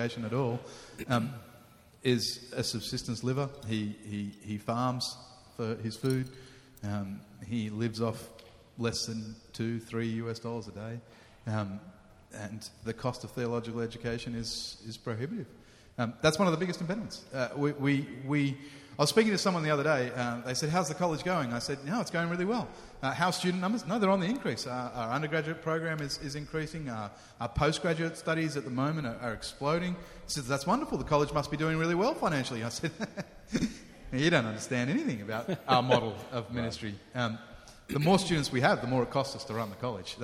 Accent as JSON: {"language": "English", "town": "Sydney", "region": "New South Wales", "country": "Australia", "tie": "born or raised there", "moved": "as an adult", "lives_now": "Cape Town, South Africa", "said": "I grew up in Sydney, on the north shore of Sydney"}